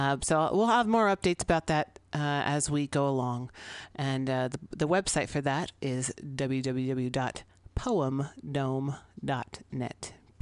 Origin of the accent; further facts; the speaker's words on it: San Francisco, California, United States; 21st and Florida in the Mission District of San Francisco, my hometown.